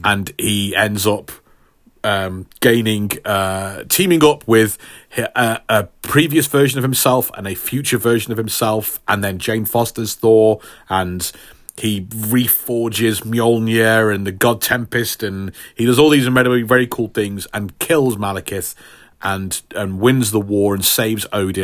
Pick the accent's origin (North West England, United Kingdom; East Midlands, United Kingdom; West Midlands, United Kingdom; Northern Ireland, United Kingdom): West Midlands, United Kingdom; Stafford; hometown hero for my hometown of Stafford